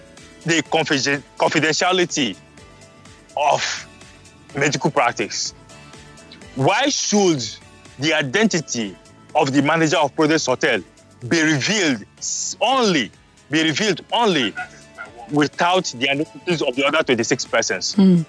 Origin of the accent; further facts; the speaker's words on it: Rivers State, Nigeria; speaking as a citizen of Nigeria, and speaking as a citizen of River State, whose both parents are from River State